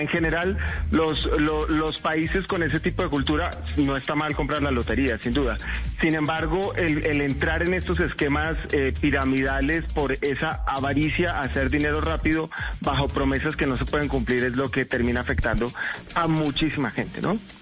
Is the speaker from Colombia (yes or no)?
yes; Colombia